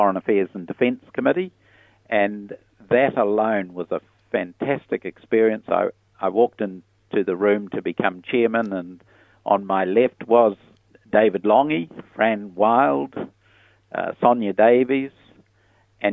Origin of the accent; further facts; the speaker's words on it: Piopio, Waikato, New Zealand; also born or lived in Solomon Islands / United States; I grew up like many rural children in those days with aspirations to go farming